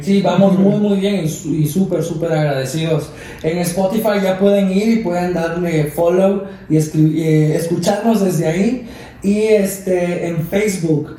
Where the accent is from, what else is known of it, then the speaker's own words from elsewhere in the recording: Veracruz, Mexico; moved away; also born or lived in Mexico City; yo soy de aquí de México, pero no de la ciudad, sino de Veracruz